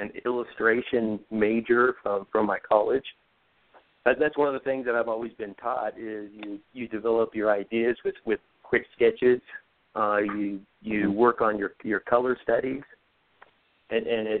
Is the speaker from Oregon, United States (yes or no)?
yes; Oregon, United States; now in Southern California, United States; I travel up to Oregon, back to my home state a lot.